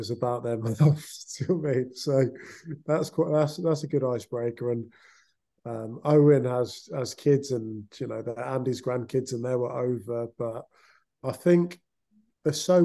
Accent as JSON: {"language": "English", "region": "England", "country": "United Kingdom", "said": "as an Englishman"}